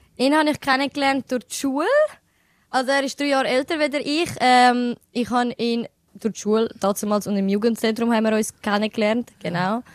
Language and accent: German; Switzerland; Ich sehe mich schon als Albanerin, aber ich bin offen und ehrlich, ich, ich, ich fühle mich mehr als eine Schweizerin. Ja. Aber auch durch das, dass ich halt da geboren bin und aufgewachsen bin